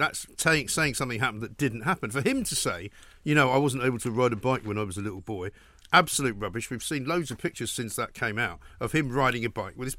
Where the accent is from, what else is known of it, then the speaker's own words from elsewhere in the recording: London, United Kingdom; He said to me, do you want to go? I'm like, no fucking way. I'm not going. I'm from London.